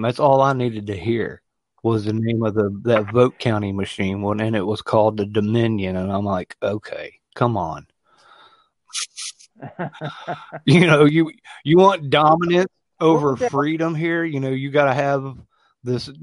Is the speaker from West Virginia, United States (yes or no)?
yes; West Virginia, United States; I grew up in West by God, Virginia, and I grew up in the politics